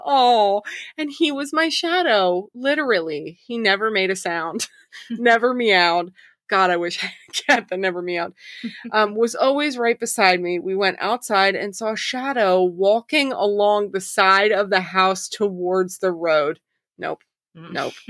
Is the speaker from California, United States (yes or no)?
no; Arkansas, United States; So, like I think I've told you guys before, I grew up in Arkansas. I used to live in Eureka Springs.